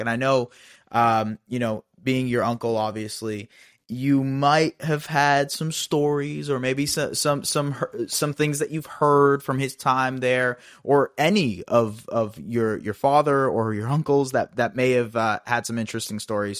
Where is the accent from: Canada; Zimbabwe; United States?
Canada; as a Canadian